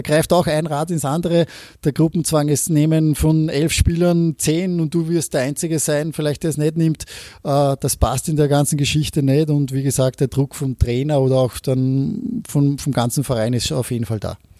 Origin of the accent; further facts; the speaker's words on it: Austria; also born or lived in Norway; als Österreicher